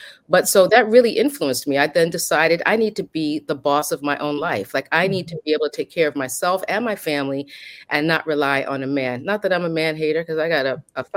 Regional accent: New York City, New York, United States; I'm born and bred in the Bronx, New York

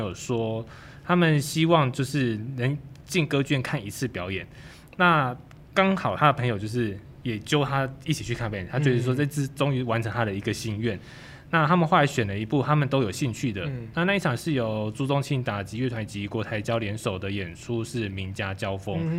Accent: Kaohsiung, Taiwan; 我是从高雄上来的，

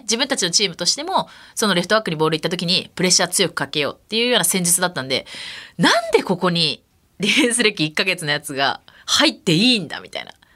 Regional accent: Iwate, Japan; moved away; also born or lived in Kansai (Tenri University); 私の出身が岩手県岩手町そこホッケーの町って呼ばれていたので生まれた環境がホッケーの町でホッケーが盛んな町だったっていうのが

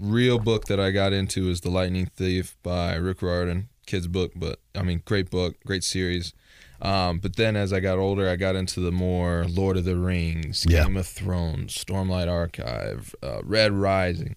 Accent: Dallas, Texas, United States; also born or lived in Marble Falls, Texas; I grew up in Dallas

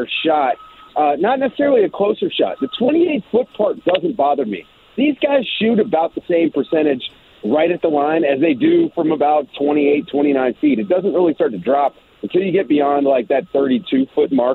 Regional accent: Richmond, Virginia, United States; I'm from Richmond, Virginia

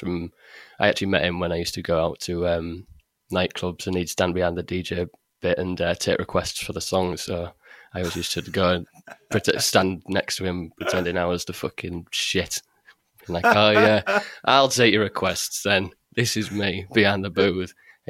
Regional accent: Hull, Yorkshire and the Humber, United Kingdom; Well, it was either go to college or do an apprenticeship.

